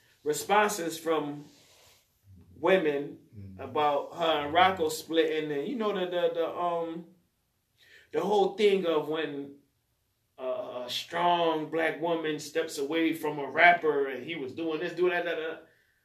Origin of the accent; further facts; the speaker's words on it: Atlanta, Georgia, United States; Oh, I'm from Atlanta, man. I used to wear the Gucci hat.